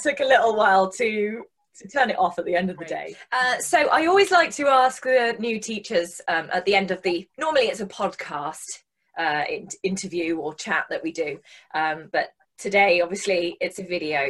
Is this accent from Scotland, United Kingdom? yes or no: no; West Midlands, United Kingdom; also born or lived in Germany; now in Edinburgh, United Kingdom; we're both from a similar place in the West Midlands